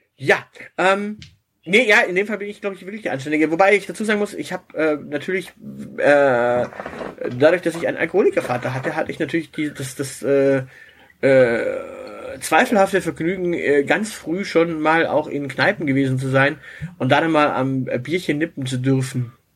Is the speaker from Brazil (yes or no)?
no; Southern Germany, Germany; ich bin halt hier im Süden aufgewachsen